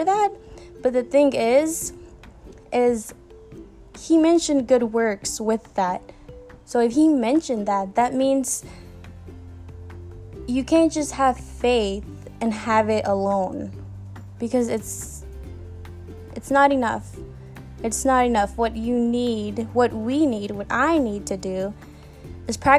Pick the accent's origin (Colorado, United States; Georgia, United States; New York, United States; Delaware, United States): Georgia, United States; moved away; I did grow up in a small southern town in Georgia